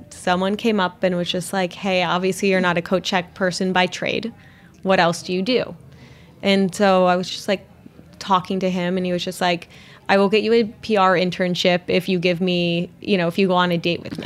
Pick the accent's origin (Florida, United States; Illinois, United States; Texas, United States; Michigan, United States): Michigan, United States; Pinconning; I grew up in a small town in Michigan, um, Pinconning, Michigan, where it's population I think of twelve hundred